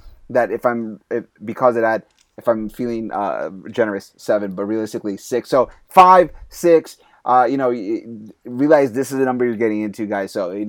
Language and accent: English; New York, United States; growing up in New York